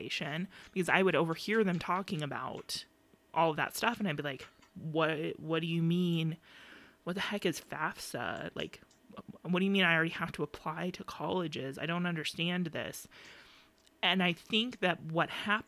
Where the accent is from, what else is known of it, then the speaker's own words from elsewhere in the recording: Phoenix, Arizona, United States; we grew up in Phoenix and Maryvale